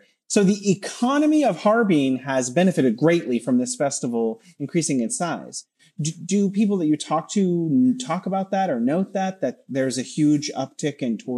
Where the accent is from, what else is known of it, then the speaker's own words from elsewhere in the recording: West Coast, United States; moved away as an adult; now in Beijing, China; I knew about this festival growing up in America. That's how famous it was for me as living on the West Coast.